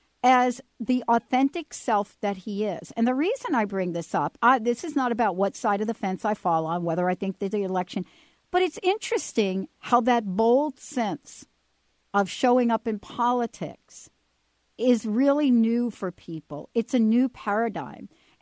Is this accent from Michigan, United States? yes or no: no; New Jersey, United States; moved away; they know I'm from New Jersey.